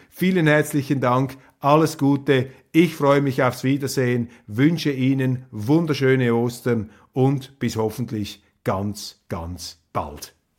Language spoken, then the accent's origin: German; Switzerland; als Schweizer